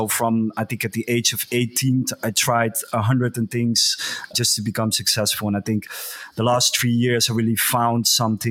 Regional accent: Geldermalsen, Gelderland, Netherlands; I grew up in a very small village. We had like 5,000 inhabitants, I think. It's called Geldermalsen

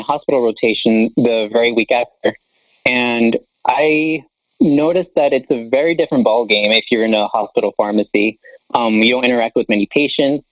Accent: Las Vegas, Nevada, United States; I was born and raised here in Las Vegas

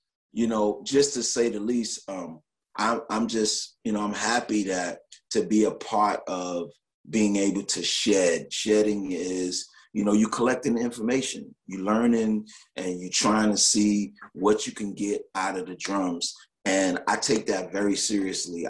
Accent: New York, United States; I'm from New York. New York is a big but tight place

